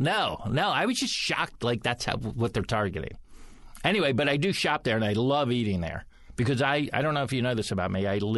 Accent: United States; I grew up in America. That's where I grew up.

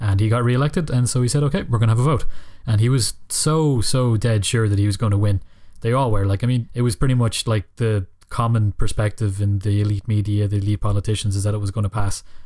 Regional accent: Killybegs, County Donegal, Ireland; I come from Donegal and Killybegs

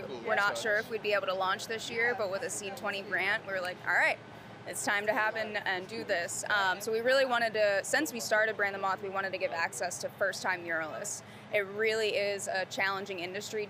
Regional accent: Philadelphia, Pennsylvania, United States; now in Charlotte, United States; When I came down here, I'm originally from Philadelphia, and I came from a city of murals.

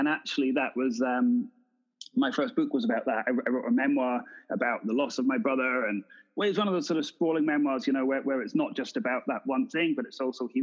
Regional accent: Edinburgh, Scotland, United Kingdom; moved away as an adult; also born or lived in London / Glasgow; now in Los Angeles, United States; Edinburgh is where I'm from.

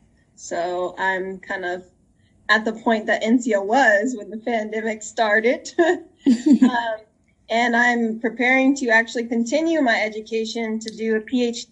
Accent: Denver, Colorado, United States; I'm from Denver, Colorado.

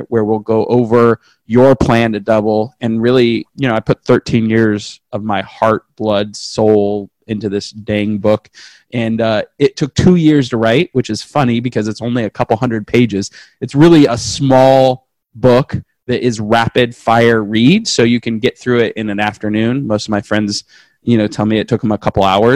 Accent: West Coast, United States; I'm from the West Coast.

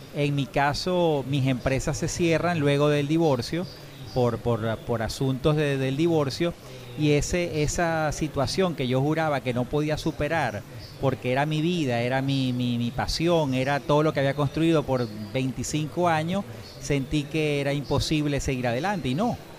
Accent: Venezuela; a pesar de ser, como te digo, sangre italiana, decir yo soy venezolano

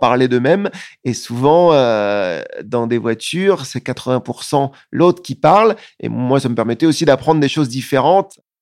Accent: France; je suis français

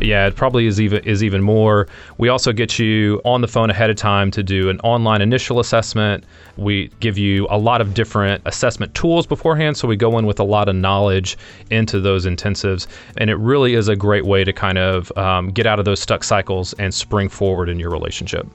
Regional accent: Louisiana, United States; now in Raleigh, United States; I lived in Louisi-, I grew up in Louisiana

